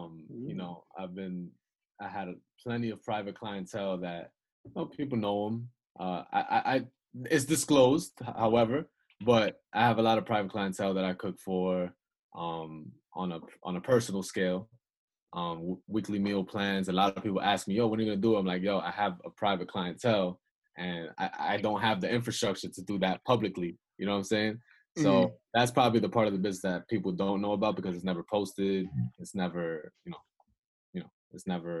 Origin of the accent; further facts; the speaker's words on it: Yonkers, New York, United States; also born or lived in Bronx, New York; I'm from the South Side of Yonkers. I lived in the Bronx